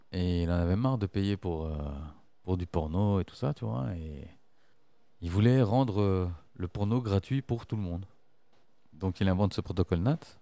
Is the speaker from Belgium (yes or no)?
yes; Brussels, Brussels-Capital Region, Belgium; je suis Bruxellois, je suis pas Belge